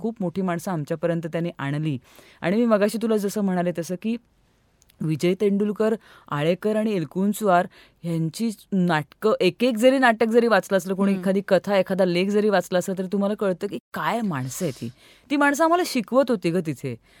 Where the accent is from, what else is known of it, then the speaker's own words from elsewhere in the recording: Pune, Maharashtra, India; मी पुण्याची मूळची